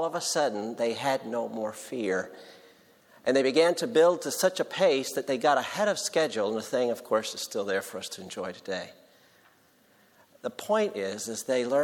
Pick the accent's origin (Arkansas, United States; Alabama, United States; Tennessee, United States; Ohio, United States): Tennessee, United States; I'm from Tennessee